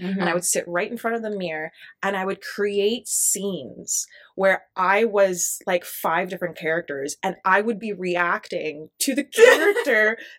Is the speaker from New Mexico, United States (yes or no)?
yes; Albuquerque, New Mexico, United States; Albuquerque, New Mexico. Honestly, I loved it. I had quite a childhood.